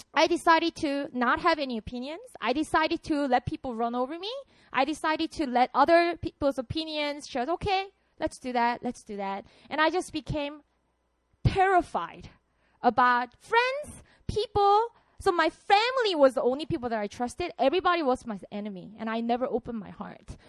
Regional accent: Busan, South Korea; English is a second language; moved away as an adult; now in Seoul, South Korea; So I'm from Busan. That's my hometown. I wanted to move to Seoul so badly

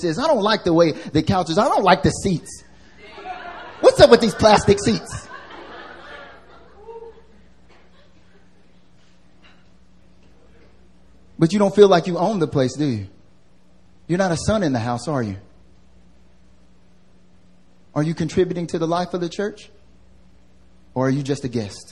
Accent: North Carolina, United States; now in Seoul, South Korea; I'm from North Carolina. I'm from the South. And back home, I don't know, at least in North Carolina where I grew up

